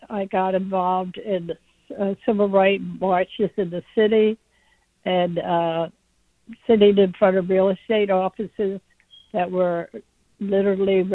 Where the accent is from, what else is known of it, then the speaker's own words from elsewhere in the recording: Wilmington, Delaware, United States; I'm an 83-year-old woman, and I grew up in Wilmington, Delaware